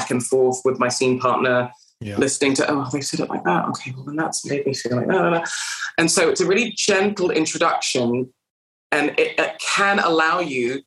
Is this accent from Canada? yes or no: yes; Canada; moved away as an adult; now in United Kingdom; I came from Canada and I had to learn English